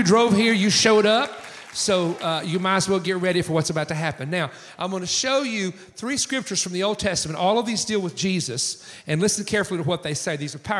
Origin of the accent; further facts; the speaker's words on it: East Coast of the United States, United States; In my hometown, there's 380 churches in our county of 100,000 people. We are the most churched county, according to the Wall Street Journal, on the East Coast of the United States